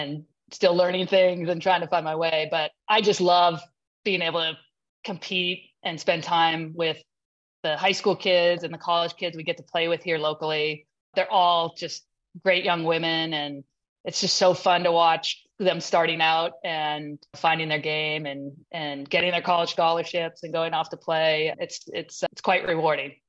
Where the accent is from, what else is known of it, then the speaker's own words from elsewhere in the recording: Westlake Village, California, United States; I grew up in Southern California on this little public golf course that is now famous for George Gankus, called Westlake Golf Course